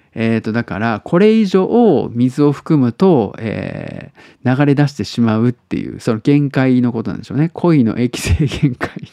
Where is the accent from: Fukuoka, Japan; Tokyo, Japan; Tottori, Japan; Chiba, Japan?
Tottori, Japan; now in Osaka, Japan; 鳥取生まれ